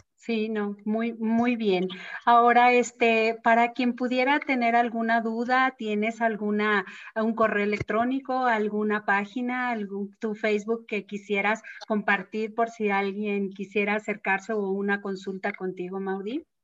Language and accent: Spanish; Mexico; la educación que nosotros tenemos como mexicanos de la muerte